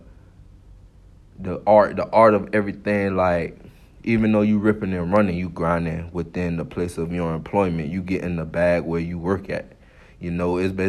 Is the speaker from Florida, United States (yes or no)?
yes; Miami, Florida, United States; I'm from Miami, Florida